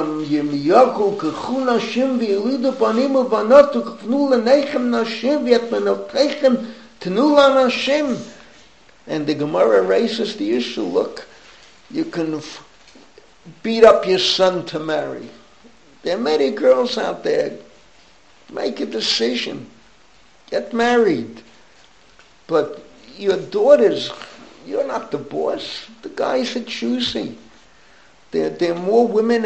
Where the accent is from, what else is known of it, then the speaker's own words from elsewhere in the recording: New York City, New York, United States; where I grew up in the Bronx